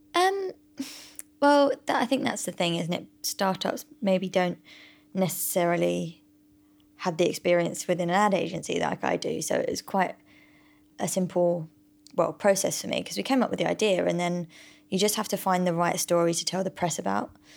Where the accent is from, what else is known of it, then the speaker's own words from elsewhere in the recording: United Kingdom; we're all British